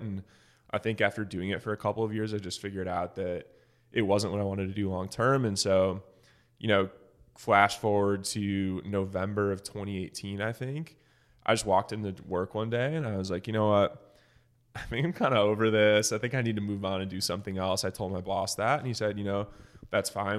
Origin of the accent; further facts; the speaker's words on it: Michigan, United States; moved away as an adult; now in Dallas, United States; I'm from Michigan